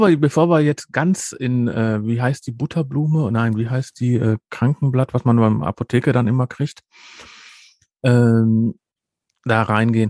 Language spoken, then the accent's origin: German; Ruhr area, North Rhine-Westphalia, Germany; Bei uns im Ruhrgebiet